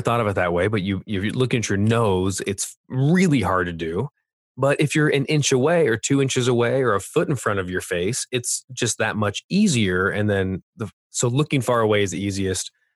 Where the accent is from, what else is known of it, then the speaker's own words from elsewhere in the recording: California, United States; accent: California; my California accent